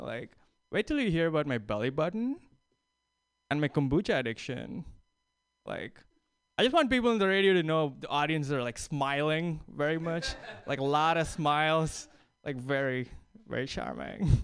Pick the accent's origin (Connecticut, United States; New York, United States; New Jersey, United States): New York, United States; New York City; I'm from New York City